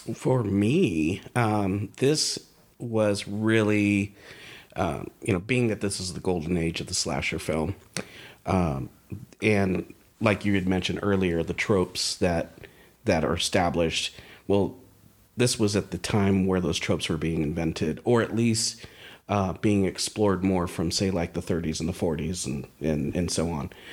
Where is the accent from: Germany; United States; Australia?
United States; Bay Area, California; growing up in the Bay Area